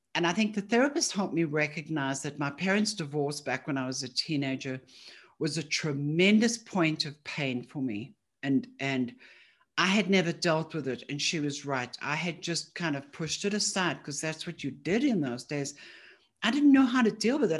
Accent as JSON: {"language": "English", "town": "Johannesburg", "region": "Gauteng", "country": "South Africa", "moved": "yes", "said": "I'm originally from Johannesburg"}